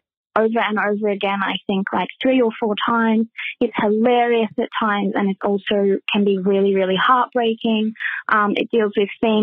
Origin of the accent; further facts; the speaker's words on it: Melbourne, Victoria, Australia; accent: Australian; my Australian accent